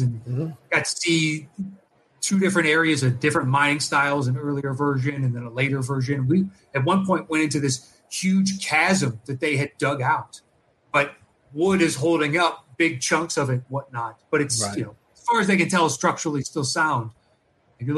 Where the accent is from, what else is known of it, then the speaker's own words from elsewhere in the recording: Clarksburg, West Virginia, United States; moved away; I grew up, in West Virginia for 8 years, I grew up in Clarksburg.